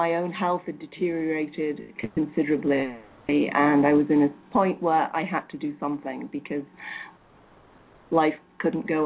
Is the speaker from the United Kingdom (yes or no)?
yes; England, United Kingdom; moved away as an adult; now in United States; I grew up in England, but have been in the US for 18 years now.